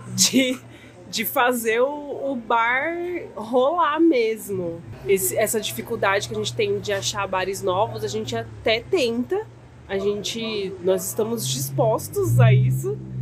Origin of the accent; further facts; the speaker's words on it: Santo André, São Paulo, Brazil; a gente é de Santo André